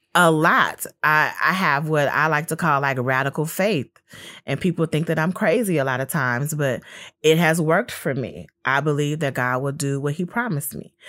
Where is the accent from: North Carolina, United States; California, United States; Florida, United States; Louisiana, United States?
California, United States; Los Angeles; growing up in Los Angeles and being a family with gang members on both sides